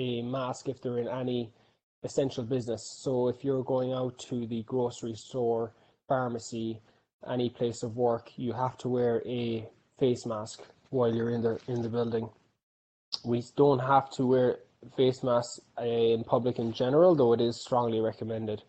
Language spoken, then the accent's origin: English; Clonakilty, Munster, Ireland; moved away as an adult; also born or lived in Dallas, Texas; now in Los Angeles, United States; I'm from Clonakilty, County Cork. I've been out here in the US now since 2012.